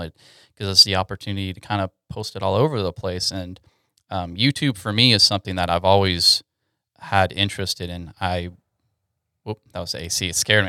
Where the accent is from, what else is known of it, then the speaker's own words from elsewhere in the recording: Katy, Texas, United States; moved away as an adult; now in Dallas–Fort Worth, United States; I'm originally from Houston, Texas, Katy in particular